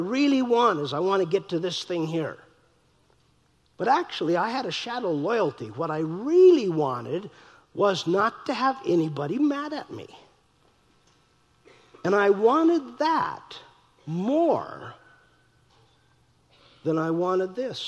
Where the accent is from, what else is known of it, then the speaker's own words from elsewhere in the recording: North Dakota, United States; I'm from North Dakota